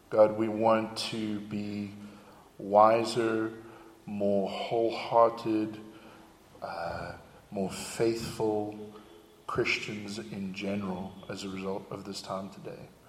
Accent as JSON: {"language": "English", "country": "South Africa", "accent": "South African", "lives_now": "United States", "said": "But after 12 years in America, uh, my accent was very, very confused. Okay? And I, I loved my South African accent. I didn't want to lose my South African accent."}